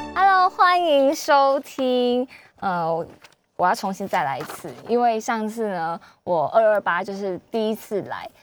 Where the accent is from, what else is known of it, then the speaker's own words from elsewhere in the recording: Taiwan; 我们台湾人